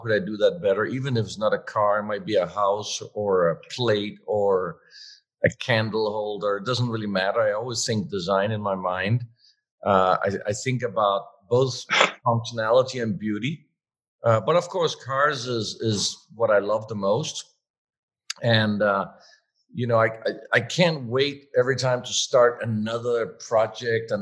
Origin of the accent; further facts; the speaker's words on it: Denmark; moved away as an adult; also born or lived in Switzerland / California; growing up in Denmark at the time, my council, jobs council advisor at school told me there is no such thing as being a car designer